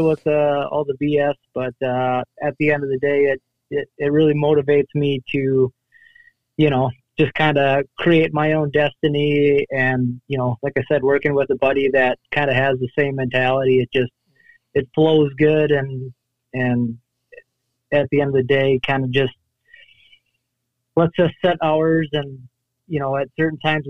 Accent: La Crosse, Wisconsin, United States; I'm from La Crosse, Wisconsin, kind of right on the Mississippi

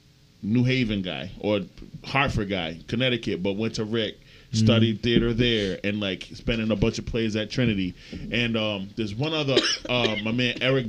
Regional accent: Nigeria; I'm very Nigerian.

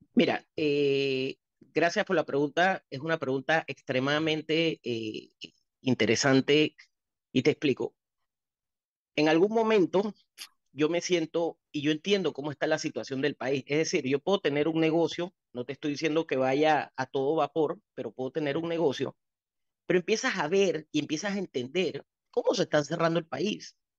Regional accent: Panama; el país donde yo he crecido y donde he gastado hasta mi último centavo y donde nacieron mis hijas

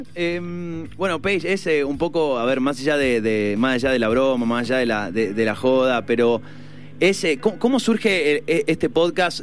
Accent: Argentina; nosotros como, como argentinos

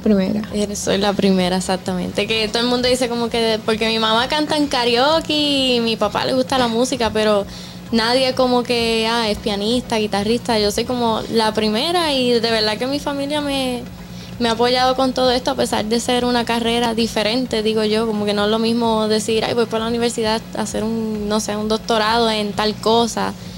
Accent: Puerto Rico; also born or lived in Dominican Republic; yo nací en Puerto Rico. Mi mamá es boricua, pero mi papá es el dominicano. Oh, y desde bien pequeñita vengo para acá

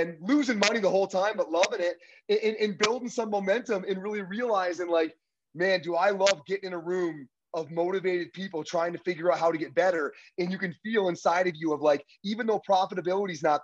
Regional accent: Upper Peninsula of Michigan, United States; moved away as an adult; now in Colorado, United States; I'm from a real small town in the Upper Peninsula of Michigan up by Lake Superior. That's where I'm born and raised.

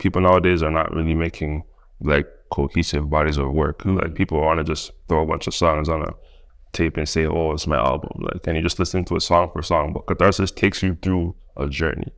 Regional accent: Toronto, Ontario, Canada; accent: Toronto; moved away; also born or lived in United States; I'm from Toronto

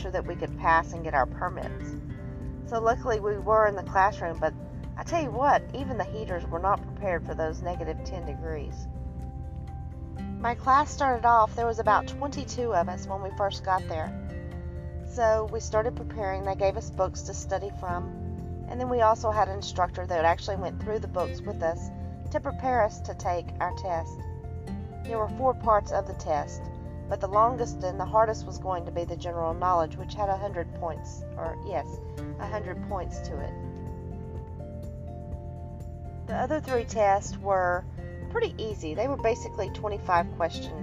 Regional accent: Texas, United States; me growing up in Texas

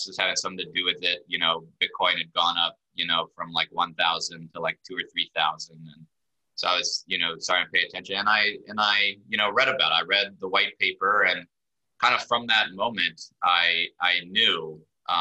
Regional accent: Birmingham, Alabama, United States; moved away as an adult; also born or lived in Israel / Washington, D.C.; moved to Birmingham, Alabama, grew up there, went to college in DC

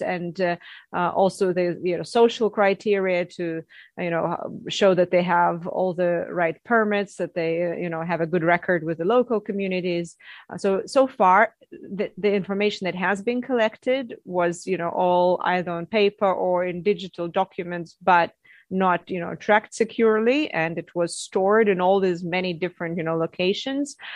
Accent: Russia; moved away as an adult; also born or lived in Canada / Netherlands; I'm from Russia, uh, where I was educated as a geologist

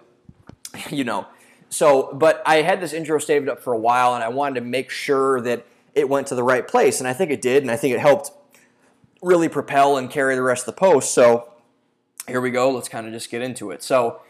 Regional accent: Midwest, United States; Maybe it was because I'm from the Midwest and love our various dairy products.

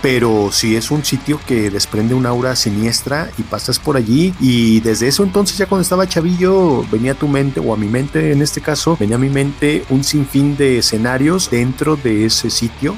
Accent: Mexico; nuestra historia como mexicanos

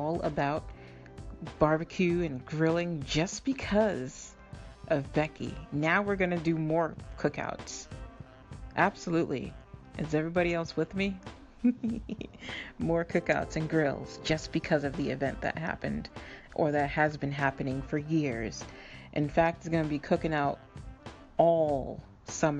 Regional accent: Boston, Massachusetts, United States; also born or lived in Dade County, Florida; I grew up in Boston, Massachusetts

